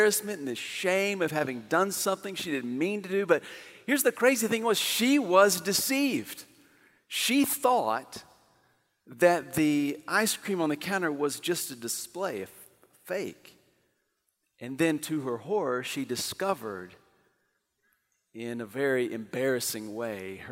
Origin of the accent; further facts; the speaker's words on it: Amarillo, Texas, United States; moved away; my hometown, Amarillo